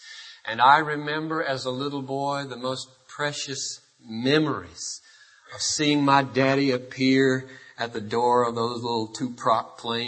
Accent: Greenville, South Carolina, United States; The early 60s, you may remember, were the days of civil rights, ugly days in the South. I grew up in Greenville, South Carolina, and I remember an experience.

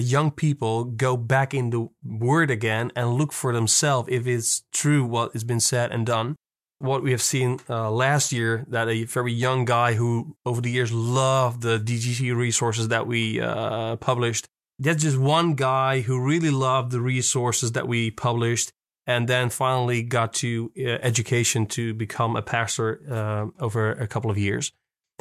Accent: Netherlands; I'm from Holland.

